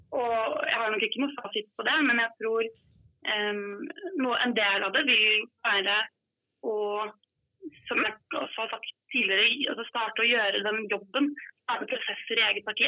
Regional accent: Skåtøy, Telemark, Norway; now in Oslo, Norway; så er jeg fra Skåtøy

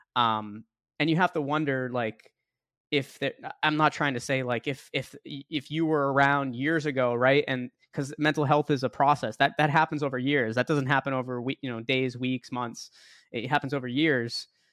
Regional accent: Boston, Massachusetts, United States; moved away as an adult; now in Tampa, United States; I'm from Boston, so I was out in Boston

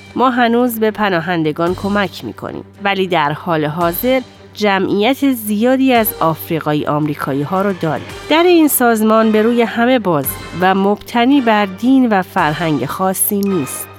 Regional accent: Dearborn, Michigan, United States; من در قسمت جنوبی دیربورن خارج از دیترویت بزرگ شدم

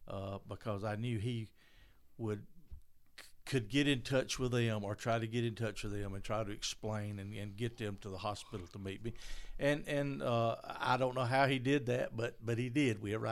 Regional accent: Maysville, Georgia, United States; moved away as an adult; now in Commerce, United States; Of course, I'm originally from Maysville, and our family's first home was here in Maysville.

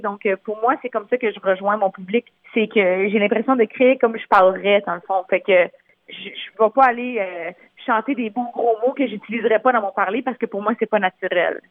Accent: a small francophone village in Ontario, Canada; accent: Franco-Ontarian; first language French; Je suis née dans un petit village en Ontario, francophone.

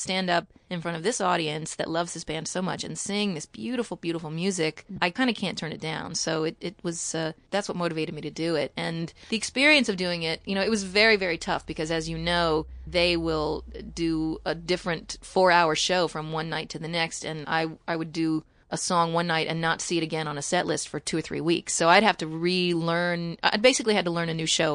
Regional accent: Kentucky, United States; now in Sullivan County, New York, United States; I grew up in Kentucky and, you know, in a small town

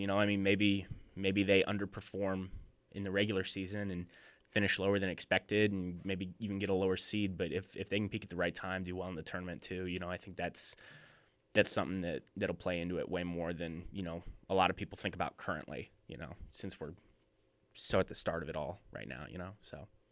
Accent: outside Lawrence, Kansas, United States; moved away; I grew up twenty minutes outside of Lawrence, Kansas

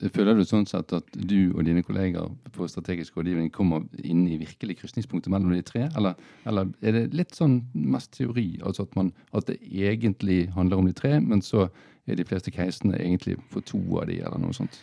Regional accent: Bergen, Vestland, Norway; som bergensere

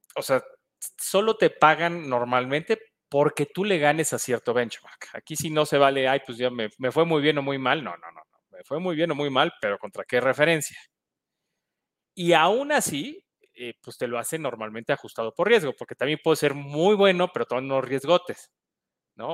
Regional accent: Mexico

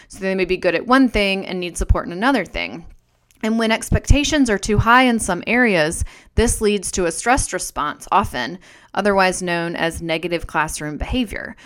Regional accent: North Carolina, United States; I was a girl growing up in North Carolina

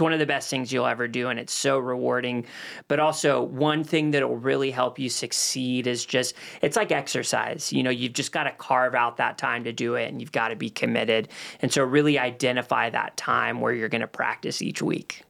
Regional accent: Los Angeles, California, United States; moved away as an adult; now in Cornelius, United States; Moved to Los Angeles when I was nine months old and, um, lived out there till I was twenty-one

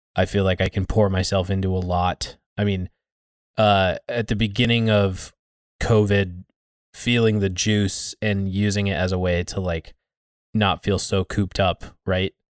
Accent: United States; us being American

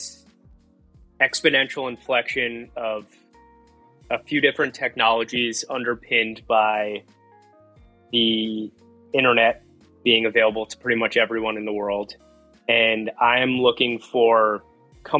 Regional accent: New Jersey, United States; I grew up in New Jersey, so English is like my half language

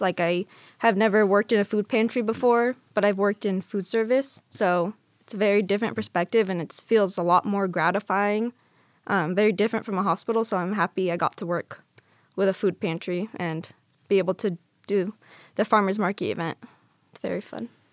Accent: California, United States; moved away as an adult; now in Las Vegas, United States; I'm originally from California

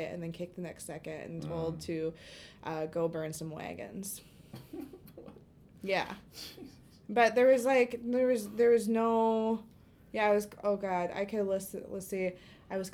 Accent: Duluth, Minnesota, United States; also born or lived in Fond du Lac; I myself grew up between Duluth and Minneapolis. I like to say that I was raised in Duluth and grew up in Southside

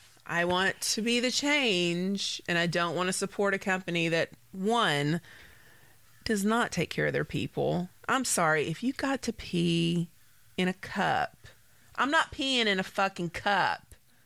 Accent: United States; I am an American

